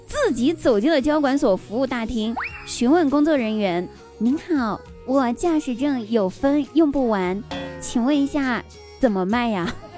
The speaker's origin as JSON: {"language": "Chinese", "country": "China", "said": "我们中国人真是有趣的灵魂啊"}